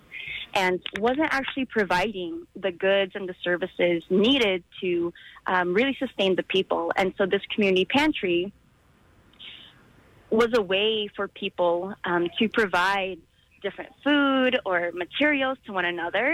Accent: Philippines; now in United States; my home country

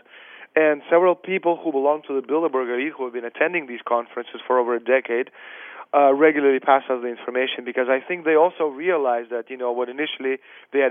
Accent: Russia; moved away; also born or lived in Canada / Europe; I'm Russian, I was born in the Soviet Union

